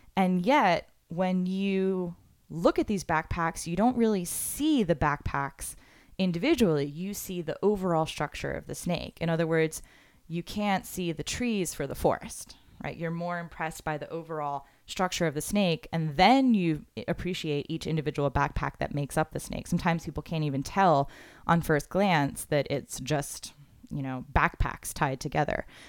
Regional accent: Florida, United States; I'm from Florida

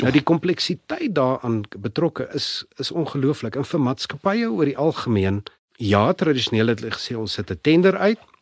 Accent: Pretoria, Gauteng, South Africa; also born or lived in Europe; Ek's gebore in Pretoria, skool gegaan Linwood Laerskool, Menepark Hoërskool

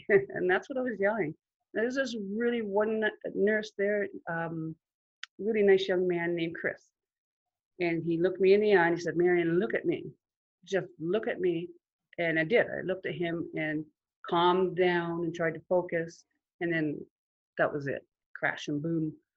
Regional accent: Huntsville, Ontario, Canada; I grew up in Huntsville, in Muskoka, in a large family

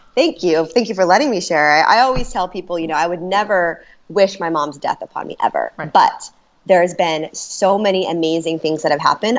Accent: Orange County, California, United States; I grew up in California in Orange County

